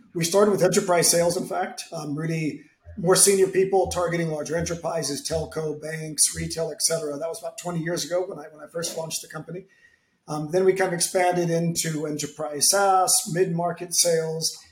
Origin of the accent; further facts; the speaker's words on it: San Francisco, California, United States; now in Madrid, Spain; I'm American from San Francisco with an Italian name, based in Madrid